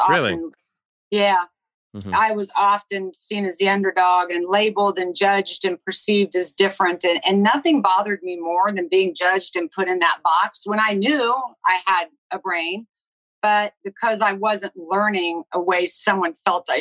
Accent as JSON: {"language": "English", "town": "Lawrence", "region": "Kansas", "country": "United States", "tie": "born or raised there", "said": "I was born and raised in Lawrence, Kansas."}